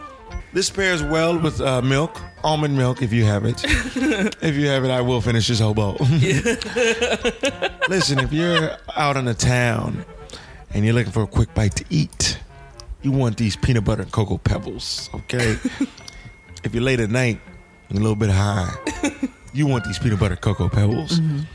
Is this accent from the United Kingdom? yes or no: yes; United Kingdom; I'm British, and we all know British do better acting than Americans.